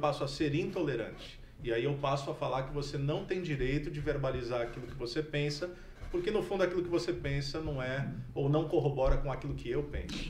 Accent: Campo Mourão, Paraná, Brazil; sou de Campo Mourão

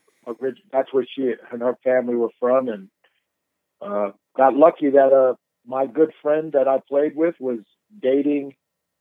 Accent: New York, United States; moved away; also born or lived in Winston-Salem, North Carolina; I'm from New York

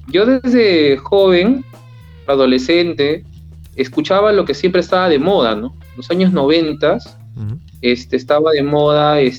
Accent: Lima, Peru; Yo tengo 38 años, nací en Lima y vivo en Lima.

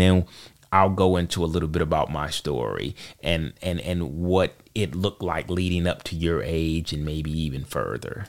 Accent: Charlotte, North Carolina, United States; I am from Charlotte, North Carolina. Uh, I I have been here all my life

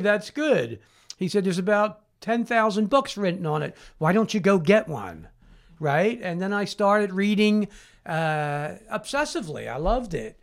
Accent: Philadelphia, Pennsylvania, United States; in a playground in Southwest Philadelphia, born and raised

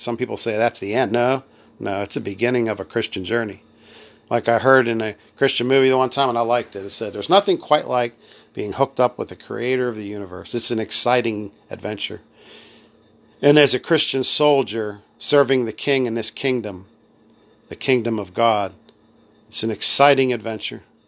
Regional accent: United States; I'm being American

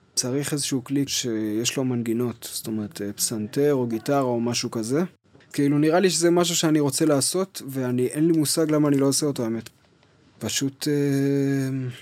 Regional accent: Kfar Yona, Central District, Israel; אני נולדתי בכפר יונה, שזו עיר קטנה בשרון, ליד נתניה

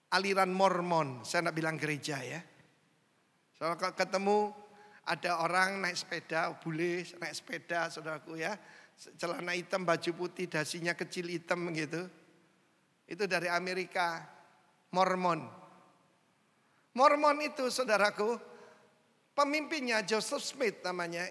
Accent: Indonesia; saya orang Indo

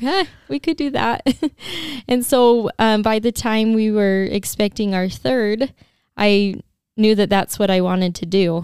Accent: St. George, Utah, United States; I'm from Saint George. I grew up here and have lived here my whole life

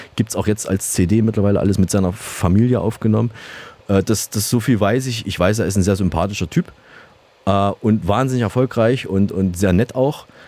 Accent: Saalfeld, Thuringia, Germany; moved away; in meiner Heimatstadt nach Saalfeld

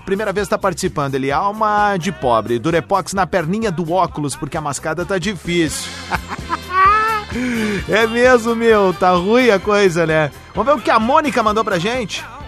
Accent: Viamão, Rio Grande do Sul, Brazil; quando era pequeno, lá em Viamão, quando eu morava lá

